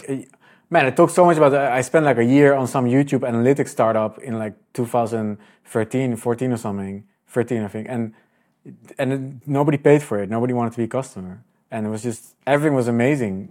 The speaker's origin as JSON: {"language": "English", "country": "Netherlands", "said": "I'm Dutch"}